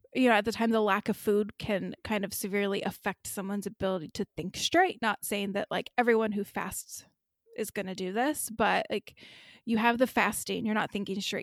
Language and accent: English; Kentucky, United States; I'm from Kentucky